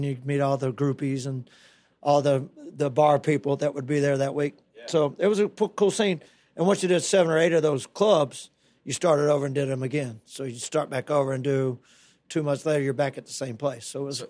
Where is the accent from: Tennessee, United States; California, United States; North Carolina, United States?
North Carolina, United States; moved away; also born or lived in Orlando, Florida / Tampa Bay area; I was from North Carolina.